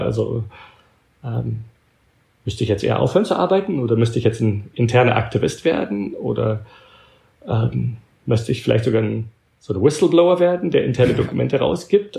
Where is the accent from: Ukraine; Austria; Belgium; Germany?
Belgium; now in United States; meine Mutter war Deutsche, aber ich bin in Belgien aufgewachsen und habe nur mit ihr Deutsch geredet